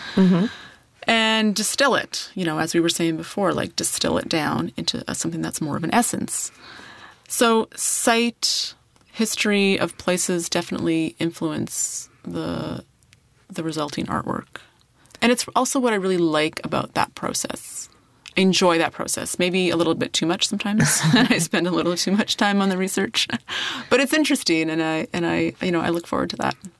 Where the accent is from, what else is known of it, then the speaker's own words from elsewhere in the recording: Saskatchewan, Canada; moved away; my hometown in Saskatchewan